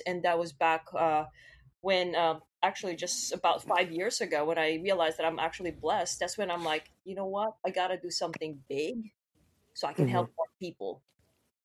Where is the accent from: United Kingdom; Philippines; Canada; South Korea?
Philippines; I grew up in the Philippines.